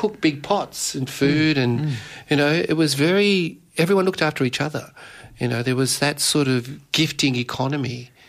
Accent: Dandenong, Victoria, Australia; also born or lived in Mauritius; growing up in Dandenong

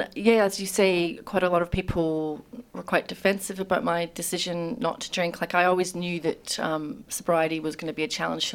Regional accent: Scotland, United Kingdom; now in Australia; I grew up in Scotland

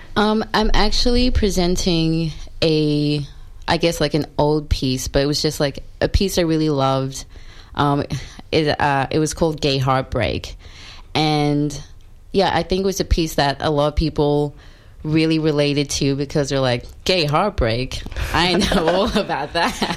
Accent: Australia; also born or lived in South Africa; now in Melbourne, Australia; I was born in South Africa and then I grew up in white rural Australia since I was young

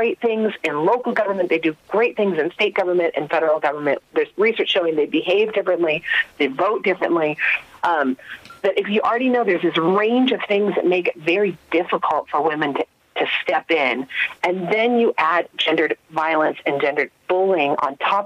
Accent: United States; accent: American; moved away; you can tell from my accent, I'm an American

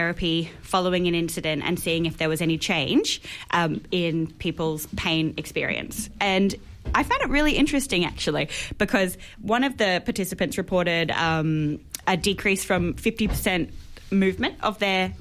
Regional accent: Queensland, Australia; moved away; my home state

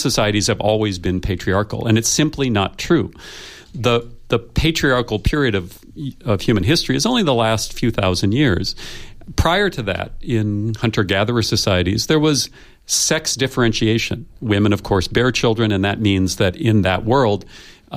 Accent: United States; I come from the United States, where we are still struggling with white supremacy.

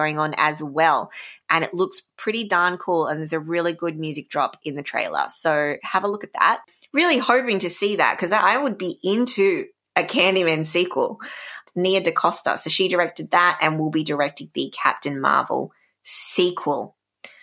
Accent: Canberra, Australian Capital Territory, Australia; my hometown, Canberra

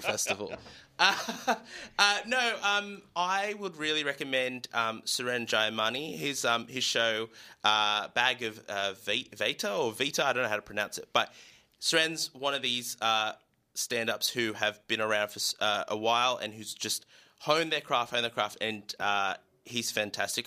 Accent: Newcastle, New South Wales, Australia; I grew up in Newcastle.

